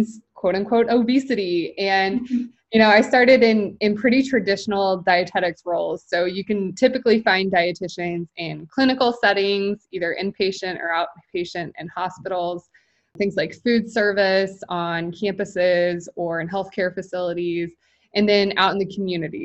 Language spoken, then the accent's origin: English; Midwest, United States; now in Kansas City, United States; I'm based in Kansas City, so pretty much born and raised in the Midwest.